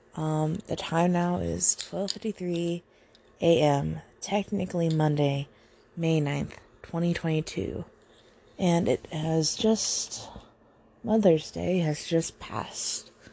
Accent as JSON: {"language": "English", "region": "Southern Virginia", "country": "United States", "said": "I am from Virginia. Specifically Southern Virginia"}